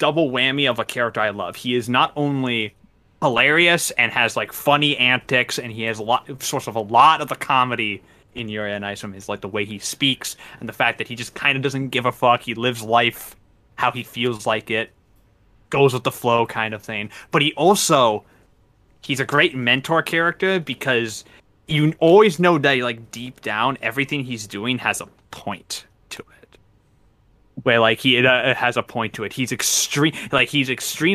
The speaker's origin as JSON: {"language": "English", "country": "Canada", "said": "we're all Canadian here."}